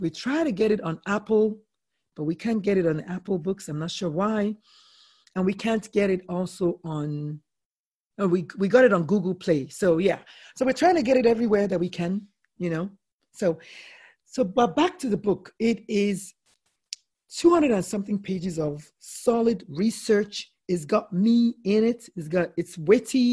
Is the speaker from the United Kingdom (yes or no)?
no; Nigeria; I'm Nigerian